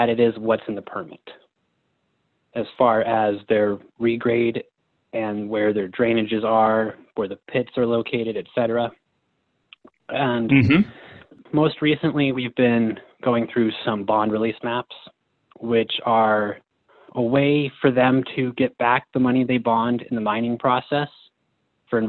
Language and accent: English; Cripple Creek, Colorado, United States; I'm from Cripple Creek, Colorado.